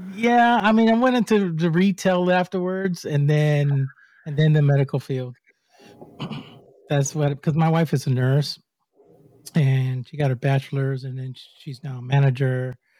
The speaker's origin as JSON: {"language": "English", "country": "Puerto Rico", "said": "I'm from Puerto Rico."}